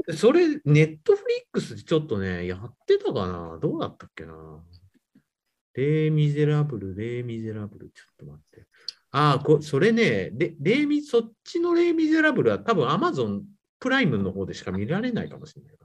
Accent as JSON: {"language": "Japanese", "region": "Nagano", "country": "Japan", "tie": "born or raised there", "also_born_or_lived": "Kyoto / Nagoya", "moved": "as an adult"}